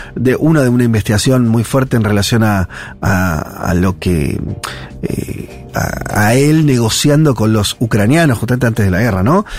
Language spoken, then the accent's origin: Spanish; Argentina; como, argentinos